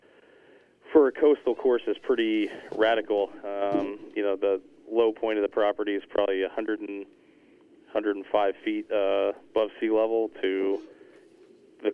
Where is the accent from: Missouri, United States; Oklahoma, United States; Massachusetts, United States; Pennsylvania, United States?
Pennsylvania, United States; moved away as an adult; also born or lived in Scarsdale, New York / Shinnecock Hills, New York; now in Rhode Island, United States; I grew up in Pennsylvania, worked on golf courses since I was about 14, 15 years old